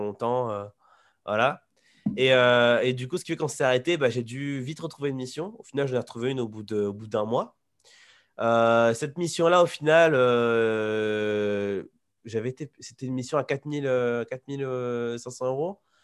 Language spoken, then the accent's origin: French; Poitiers, Nouvelle-Aquitaine, France; moved away as an adult; now in Taiwan; je suis de Poitiers de base